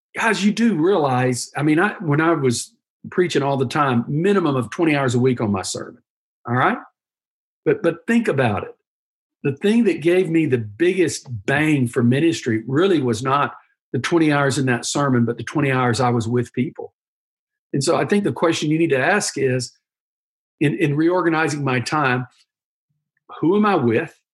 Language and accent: English; United States; being an American is great. We're very pragmatic people, we're process oriented. One, two, three, how we do things. That's what's made our country what it is.